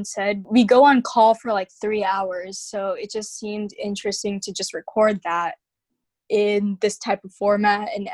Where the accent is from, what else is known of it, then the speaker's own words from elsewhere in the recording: Huntsville, Alabama, United States; also born or lived in Anchorage, Alaska; I was originally born in Anchorage, Alaska, but we moved to Huntsville when I was really young